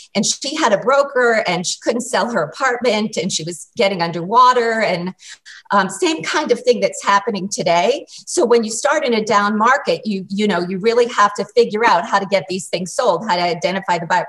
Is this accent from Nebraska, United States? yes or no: no; Massachusetts, United States; now in New York City, United States; I grew up in Massachusetts